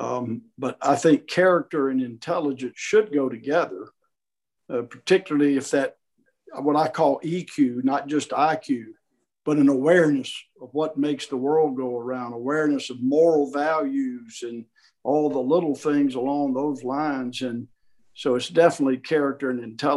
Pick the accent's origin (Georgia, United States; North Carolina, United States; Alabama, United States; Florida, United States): Alabama, United States; where I grew up in Alabama